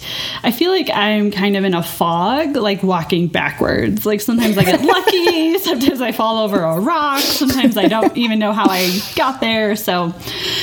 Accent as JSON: {"language": "English", "town": "Chicago", "region": "Illinois", "country": "United States", "tie": "born or raised there", "moved": "yes", "said": "So I'm an undergrad back in Chicago. That's my hometown."}